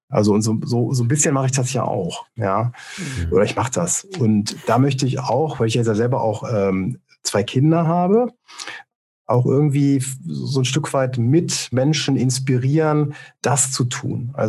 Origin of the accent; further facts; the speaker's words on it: Rhineland, Germany; Also ich bin ja hier, also ich bin ursprünglich aus dem Rheinland, das erklärt das vielleicht ein bisschen nochmal.